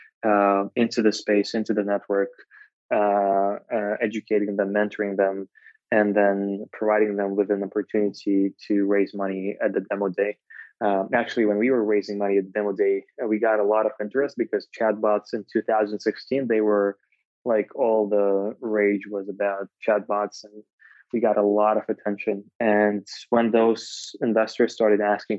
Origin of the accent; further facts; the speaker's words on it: Moscow, Russia; moved away as an adult; now in Bay Area, United States; I'm originally from Moscow